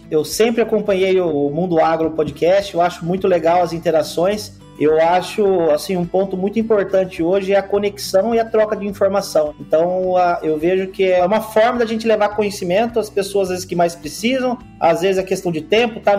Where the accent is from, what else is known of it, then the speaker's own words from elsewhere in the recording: Boa Esperança do Sul, São Paulo, Brazil; Eu sou do interior de São Paulo, eu nasci numa cidadezinha que chama Boa Esperança do Sul, tem 12 mil habitantes